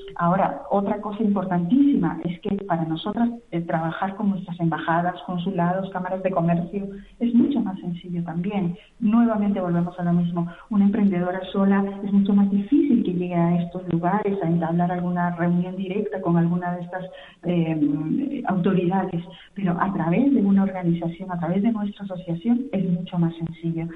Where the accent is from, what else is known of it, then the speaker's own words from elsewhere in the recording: Mantaro Valley, Junín, Peru; now in Spain; con nuestro país de origen, de las tres fundadoras que somos del Valle del Mantaro, de la provincia de Fausta del departamento de Junín, en Perú